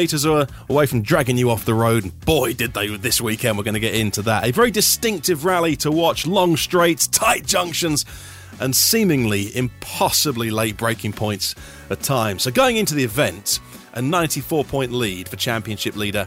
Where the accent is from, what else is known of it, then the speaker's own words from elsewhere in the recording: East Anglia, East of England, United Kingdom; I grew up in East Anglia, which geographically isn't a million miles away